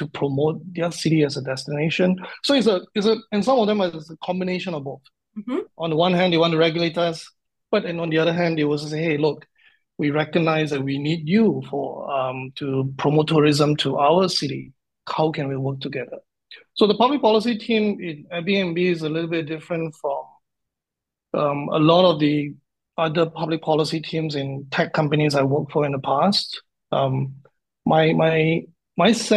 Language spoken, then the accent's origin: English; Singapore; also born or lived in Fukuoka, Japan; Born and bred in Singapore